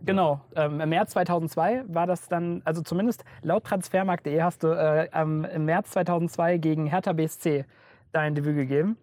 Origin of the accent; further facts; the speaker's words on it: Rhineland, Germany; moved away as an adult; now in Franconia, Germany; ich komme eigentlich aus dem Rheinland und äh, ähm, bin hier nach Franken gezogen zum Studieren